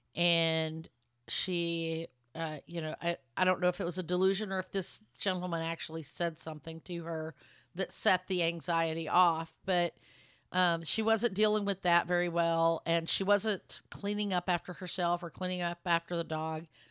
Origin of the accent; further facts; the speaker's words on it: Lubbock, Texas, United States; also born or lived in Dallas area, Texas; now in Dallas, United States; my hometown of Lubbock, Texas. I'm in the Dallas area right now